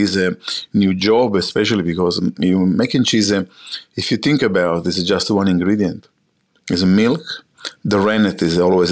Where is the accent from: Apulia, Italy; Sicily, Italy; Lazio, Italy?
Sicily, Italy; English is a second language; moved away as an adult; now in Australia; As an Italian, I grew up in Sicily all my life before I came to Australia. I was born in Sicily